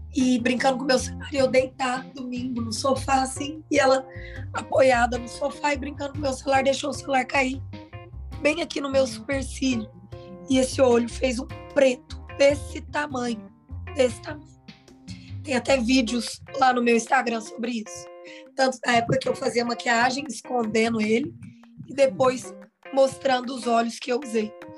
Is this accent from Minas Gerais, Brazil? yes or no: yes; Uberlândia, Minas Gerais, Brazil; eu sou de Uberlândia, meus pais são de Uberlândia